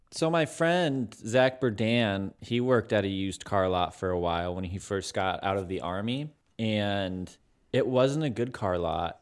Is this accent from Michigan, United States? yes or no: yes; Michigan, United States; we're both from Michigan